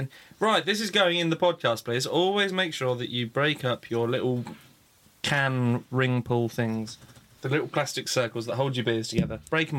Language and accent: English; England, United Kingdom; Because we're English.